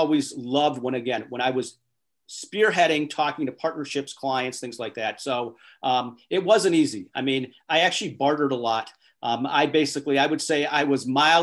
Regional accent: Minneapolis, Minnesota, United States; also born or lived in Wisconsin / South Florida; now in Chicago, United States; I grew up in Minneapolis. I went to school in Wisconsin

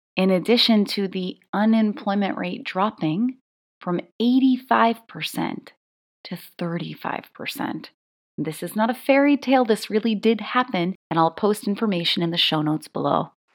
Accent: United States; growing up in America

